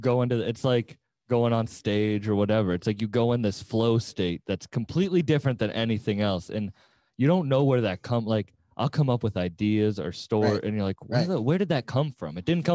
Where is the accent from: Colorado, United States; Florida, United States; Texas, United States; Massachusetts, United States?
Massachusetts, United States; Cape Cod; But I grew up on Cape Cod, which is a huge Jamaican population.